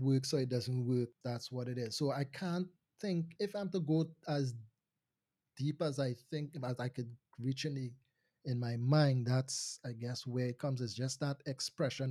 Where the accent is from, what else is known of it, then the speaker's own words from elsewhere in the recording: Trinidad & Tobago; I am Trinidadian. Um, I do hail from Trinidad and Tobago, but just to make the distinction, I was born in Trinidad